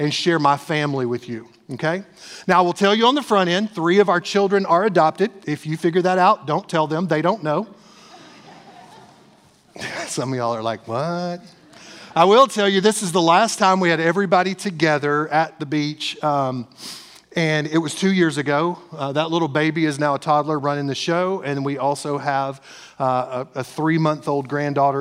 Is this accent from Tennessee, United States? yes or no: yes; East Tennessee, United States; I'm from East Tennessee